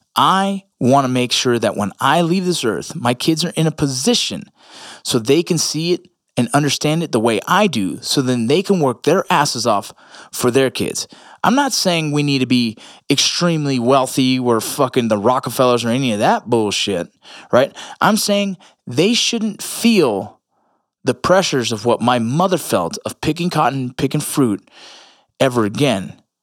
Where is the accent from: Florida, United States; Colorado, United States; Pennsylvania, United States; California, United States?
California, United States; Los Angeles; me being Puerto Rican in L